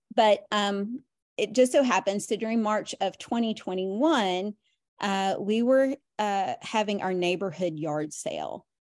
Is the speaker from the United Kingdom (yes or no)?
no; Nashville, Tennessee, United States; moved away as an adult; now in Tampa Bay area, United States; we lived in Nashville for, um, I'd lived there most of my life until the last couple of years